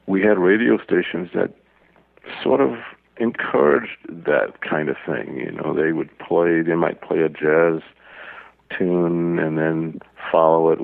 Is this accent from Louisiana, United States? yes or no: yes; New Orleans, Louisiana, United States; I was born in New Orleans